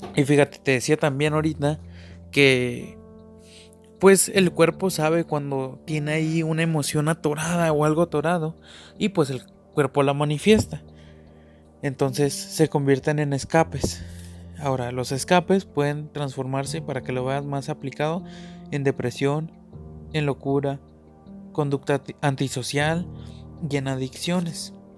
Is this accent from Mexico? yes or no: yes; Chihuahua, Mexico; Nací aquí en México, en Chihuahua